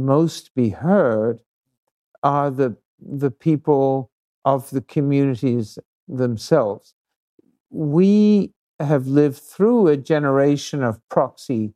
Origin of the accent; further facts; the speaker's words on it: New Zealand; I come from New Zealand, you know, a relatively peaceful society